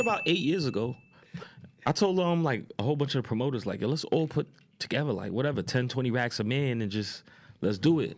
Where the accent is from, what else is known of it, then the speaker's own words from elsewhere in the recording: New York City, New York, United States; I'm from Queens